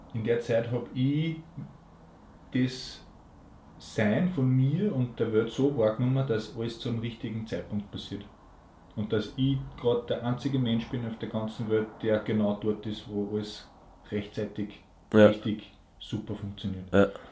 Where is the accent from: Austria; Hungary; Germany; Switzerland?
Austria; Linz, Upper Austria; Und ich bin in Linz geboren, ich bin quasi ein richtiger Linzer